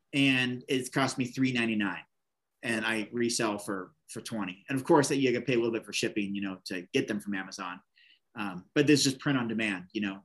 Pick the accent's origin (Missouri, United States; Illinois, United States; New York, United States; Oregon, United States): Oregon, United States; Bend, Oregon, this little town, and my home state